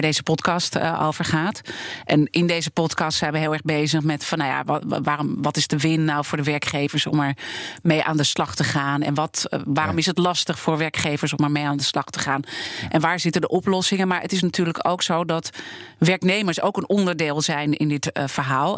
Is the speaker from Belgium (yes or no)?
no; Amsterdam, North Holland, Netherlands; ik ben geboren en getogen hier in Amsterdam